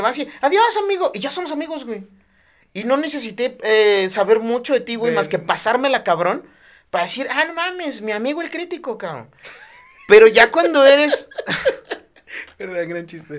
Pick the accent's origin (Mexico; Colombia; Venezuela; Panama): Mexico; Chiapas; moved away as an adult; now in Mexico City, Mexico; en Chiapas tenemos cosas más importantes de qué preocuparnos